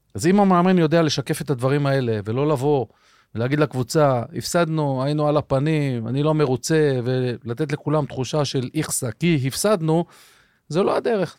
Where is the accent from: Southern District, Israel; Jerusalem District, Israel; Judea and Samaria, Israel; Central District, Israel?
Central District, Israel; Rehovot; התחלתי בכלל במכבי רחובות כילד, כן. במגרש החול ברחובות